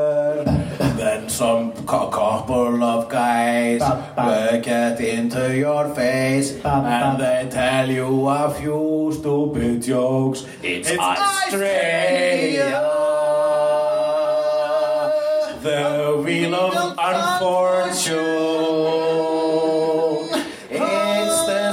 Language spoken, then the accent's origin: English; Iceland; I am an Icelandic person